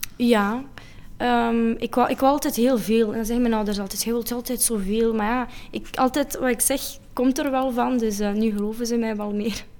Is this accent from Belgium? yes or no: yes; Geraardsbergen, Flanders, Belgium; Ik kom van Gerardsbergen